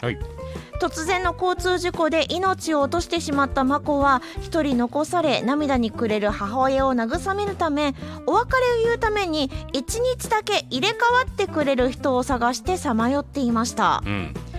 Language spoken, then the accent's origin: Japanese; Nara, Japan; 奈良県生まれ、奈良県育ち